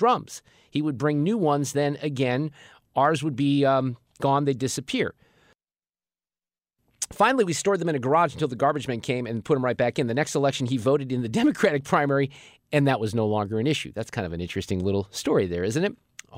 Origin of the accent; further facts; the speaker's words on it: Chicago, Illinois, United States; now in St. Louis, United States; I grew up originally in Chicago, but been away from that area for more than 40 years